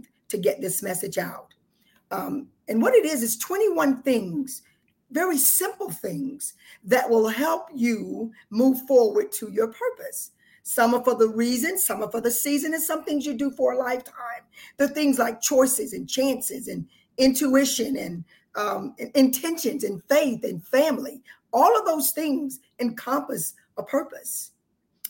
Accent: South Texas, United States; moved away as an adult; now in Atlanta, United States; I lived in South Texas

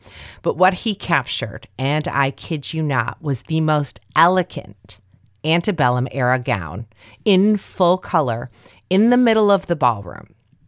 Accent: Greencastle, Indiana, United States; Just west of my hometown of Greencastle is a railroad bridge known as the Four Arches, home of the local goat man

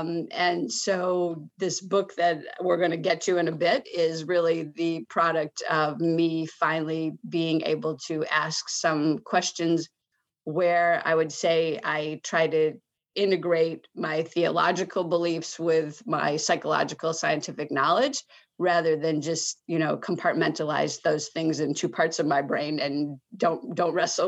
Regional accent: Michigan, United States; I grew up largely in Michigan. Let's just leave it at that. I don't have the most stable childhood. I lived 11 places by the time I was 12, but most of those were in Michigan. I was born in Michigan

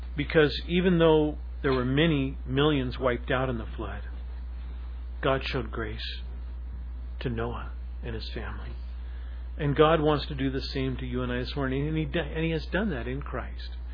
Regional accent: Seattle, Washington, United States; a Seattle person, especially like myself, growing up in Ballard

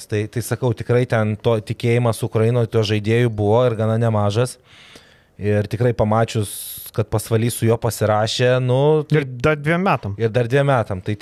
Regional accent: Kaunas, Kaunas County, Lithuania; aš tiek jis esam iš Kauno

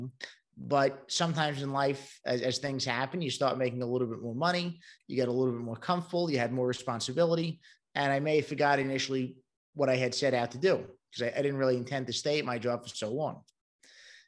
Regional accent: New York City, New York, United States; moved away as an adult; now in Charlotte, United States; I'm originally from Brooklyn, New York, and that might be given away by the accent

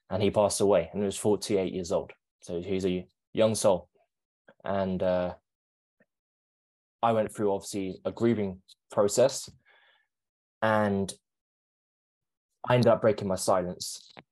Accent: London, United Kingdom; So, I born and raised in London. I grew up being an actor.

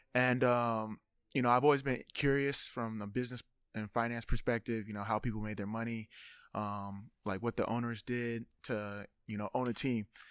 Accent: Sacramento, California, United States; I was born in Sacra-, or raised in Sacramento

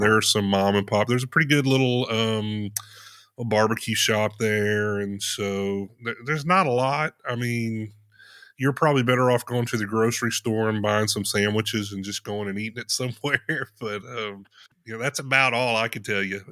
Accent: Potosi, Missouri, United States; also born or lived in Indiana / Chicago area; I grew up there, lived there all of my

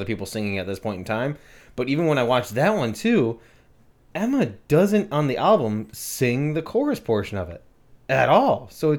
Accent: England, United Kingdom; I that's not me just being like English. I love tea.

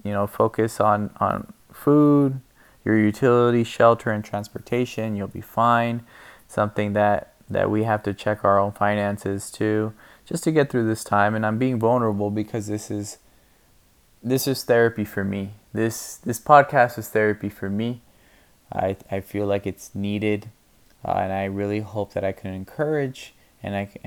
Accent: California, United States; moved away as an adult; now in Spokane, United States; I am originally born and raised in California. Lived there my whole life for about 35 years until recently moving out here to Spokane, Washington

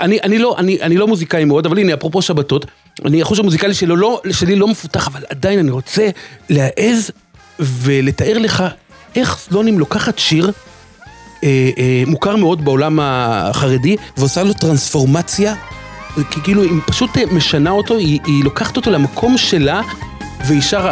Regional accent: Jerusalem, Jerusalem District, Israel; אני גדלתי בסמיכות מקום, בשכונת בתי הונגרין

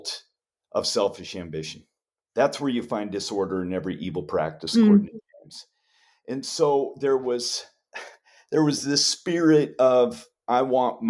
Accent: Homer, Alaska, United States; moved away as an adult; now in Chicago, United States; I was born in Homer and raised up there

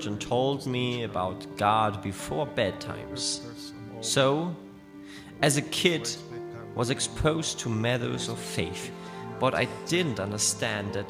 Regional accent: Bregenz, Vorarlberg, Austria; my hometown of Bregenz

